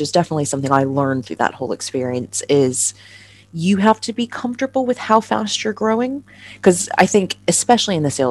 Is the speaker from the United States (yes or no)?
yes; United States; moved away as an adult; now in London, United Kingdom; I'm obviously an American